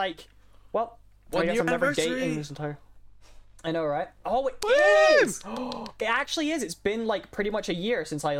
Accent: Scotland, United Kingdom; I'm Scottish. I'm legally required to talk shit about

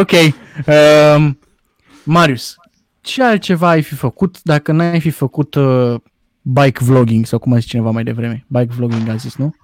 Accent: Romania; noi ca români

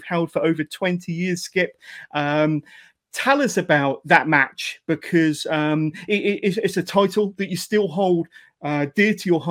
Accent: Westbury, South West England, United Kingdom; Westbury, which is my hometown.

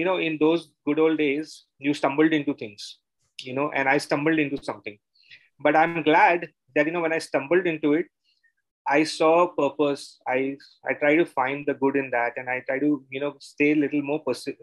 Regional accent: Mumbai, Maharashtra, India; moved away as an adult; now in Bangalore, India; I am from Bombay. I grew up in Bombay, and then I moved because of my work to Bangalore almost close to 25 years back.

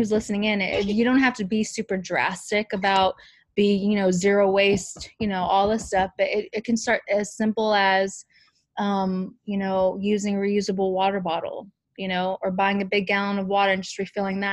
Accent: California, United States; also born or lived in Amsterdam, Netherlands; my entire life, Hawaiian culture, like, the whole time in California.

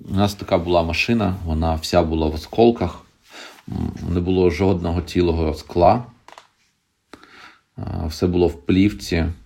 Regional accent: Berdiansk, Zaporizhzhia Oblast, Ukraine; moved away; да, я з Бердянська.

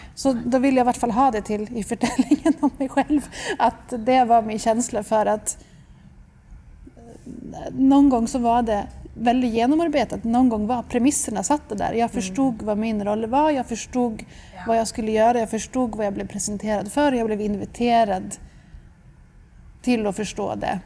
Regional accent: Stockholm, Stockholm County, Sweden; moved away as an adult; also born or lived in London; now in Tromsø, Norway; Jag kommer från Stockholm men jag har bott i Tromsö sedan 2008

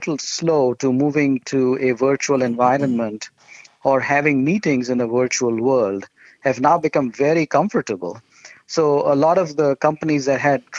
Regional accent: India; moved away; my wife and I grew up in India

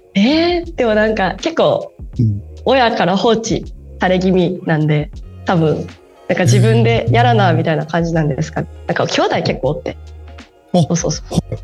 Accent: Osaka, Japan; accent: Osaka dialect; ずっと20年間大阪にいます

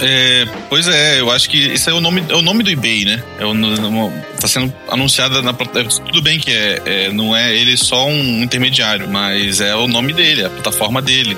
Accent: Rio de Janeiro, Brazil; now in Mato Grosso do Sul, Brazil; o Rio de Janeiro, minha cidade natal

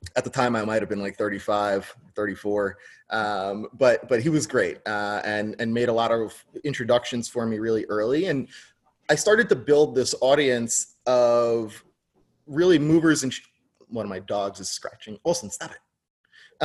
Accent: New York, United States; also born or lived in New Jersey / Tucson, Arizona; I grew up in New York.

